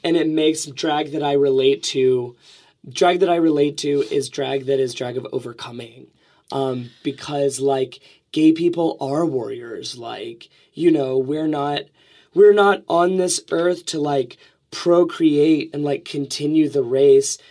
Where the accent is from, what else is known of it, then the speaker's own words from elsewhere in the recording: Alabama, United States; I'm from Alabama.